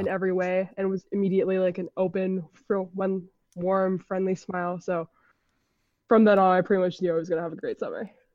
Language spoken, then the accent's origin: English; Honolulu, Hawaii, United States; moved away as an adult; now in Washington, D.C., United States; I'm originally from Honolulu, Hawaii, but I go to school in Washington, D C at American University